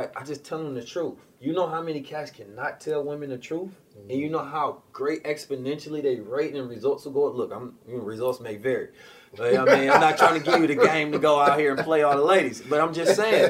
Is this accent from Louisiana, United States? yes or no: no; Oakland, California, United States; also born or lived in St. Louis, Missouri; I was born in St. Louis. I was raised in Oakland